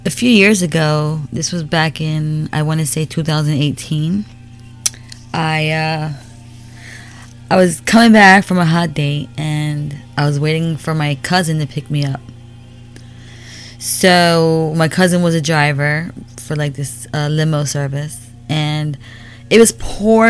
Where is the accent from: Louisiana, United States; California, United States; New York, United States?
New York, United States; now in Florida, United States; I lived in New York for like 18 years.